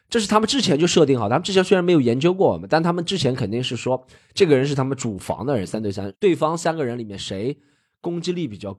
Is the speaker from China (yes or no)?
yes; China; 因为说实话，我觉得我们中国人对表达的话还是较为腼腆，我很少看到不认识的人之间讲垃圾话的。